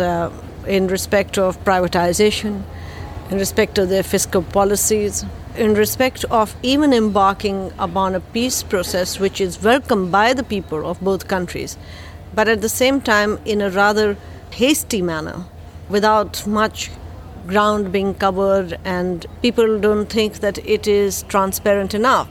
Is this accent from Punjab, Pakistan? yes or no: yes; Lahore, Punjab, Pakistan; I'm from Pakistan, Lahore